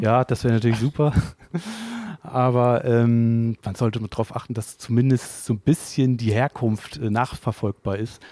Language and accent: German; Cuxhaven, Lower Saxony, Germany; now in Hamburg, Germany; Also ich komme aus Cuxhaven tatsächlich.